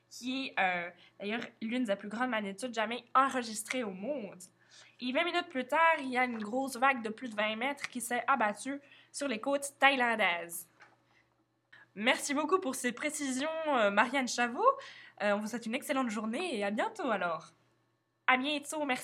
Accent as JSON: {"language": "French", "country": "Spain", "said": "je suis espagnole, la mère fait partie"}